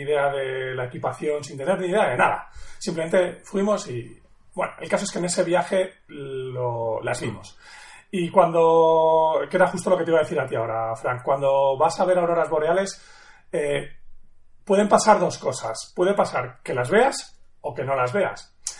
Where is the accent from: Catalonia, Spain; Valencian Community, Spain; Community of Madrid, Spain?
Community of Madrid, Spain; Madrid; yo nací en Madrid eh, hace ya la friolera 42.